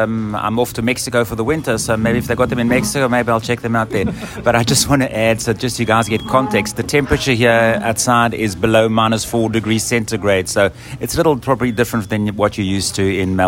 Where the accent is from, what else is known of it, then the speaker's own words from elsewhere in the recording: South Africa; now in Canada; I'm South African, living in Canada for many years.